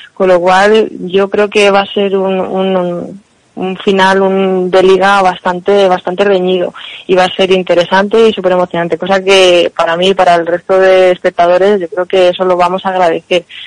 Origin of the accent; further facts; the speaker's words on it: Spain; nosotras que somos de Madrid o españolas